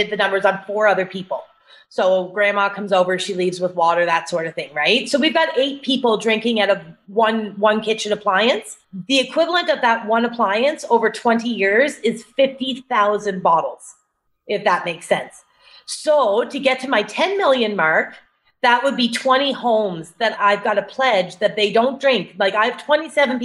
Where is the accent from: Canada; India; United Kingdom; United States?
Canada; Cape Breton Island, Nova Scotia; So I'm Canadian. I grew up in Nova Scotia on a small island actually called Cape Breton Island off the east coast of Nova Scotia.